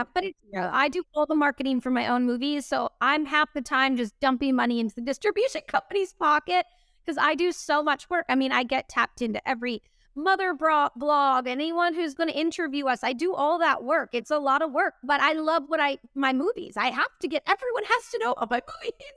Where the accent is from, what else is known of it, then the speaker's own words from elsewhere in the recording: Boston, Massachusetts, United States; moved away; We shot that in my hometown